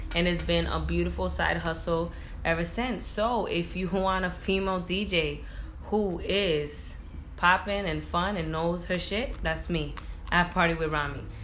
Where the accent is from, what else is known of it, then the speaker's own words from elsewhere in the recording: Providence, Rhode Island, United States; moved away as an adult; also born or lived in Boston; now in New York City, United States; I was born and raised in Providence, Rhode Island